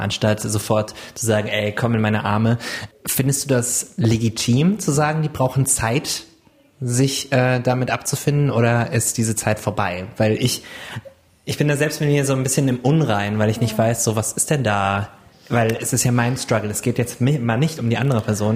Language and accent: German; Wiesbaden, Hesse, Germany; in Wiesbaden, wo ich herkomme